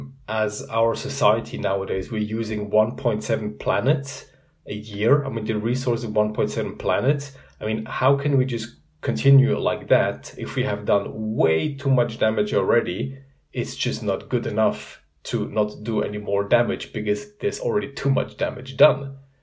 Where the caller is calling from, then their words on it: Zurich, Switzerland; I'm calling in from Zurich, Switzerland.